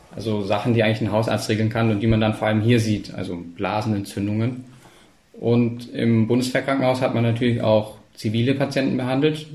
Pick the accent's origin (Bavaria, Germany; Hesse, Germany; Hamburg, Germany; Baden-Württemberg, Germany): Baden-Württemberg, Germany; Ulm; moved away; also born or lived in Berlin / Trollenhagen; ich bin in Ulm aufgewachsen